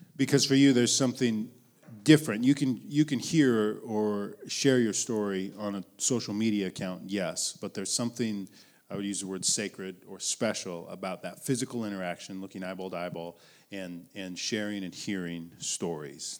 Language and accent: English; Billings, Montana, United States; I was born in Billings, Montana